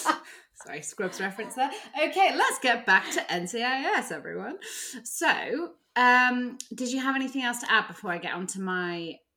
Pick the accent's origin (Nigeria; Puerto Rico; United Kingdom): United Kingdom; England; born there; I was born in England, everyone, so I really can't talk.